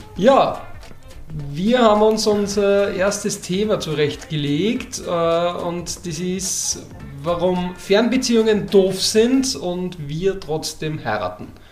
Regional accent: Upper Austria, Austria; Ich komme aus Oberösterreich

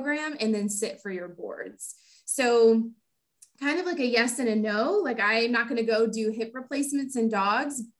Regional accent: Houston, Texas, United States; born and raised in Houston, Texas

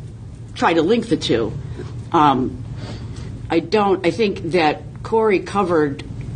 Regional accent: East Cleveland, Ohio, United States; I grew up in East Cleveland.

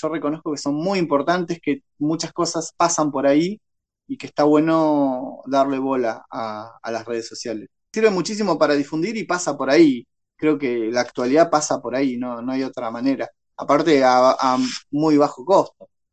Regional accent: Tornquist, Buenos Aires Province, Argentina; also born or lived in Ciudad del Este, Paraguay; now in Bahía Blanca, Argentina; Yo ahora estoy en Bahía Blanca, pero viví toda mi infancia y adolescencia en Torkins

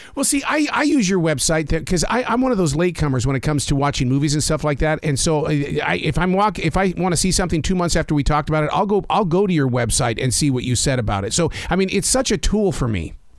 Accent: Montana, United States; I'm from Montana

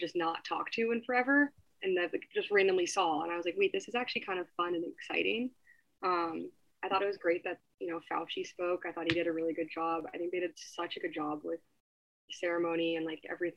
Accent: Half Moon Bay, California, United States; now in Boston, United States; I'm from Half Moon Bay, California, which is a small town right outside of San Francisco

